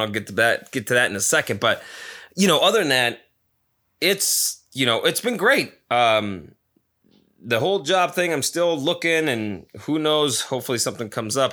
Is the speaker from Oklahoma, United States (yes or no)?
no; Nevada, United States; now in Arizona, United States; my home town of Nevada